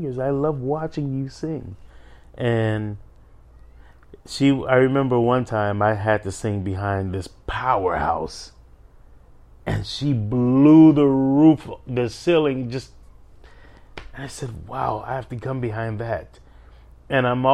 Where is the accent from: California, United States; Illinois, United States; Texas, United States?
Illinois, United States; Chicago; Born and raised in Chicago